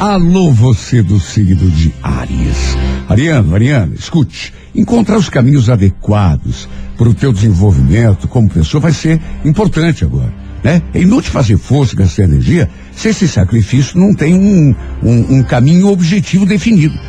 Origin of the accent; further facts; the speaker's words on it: Brazil; nós somos brasileiros, nós não desistimos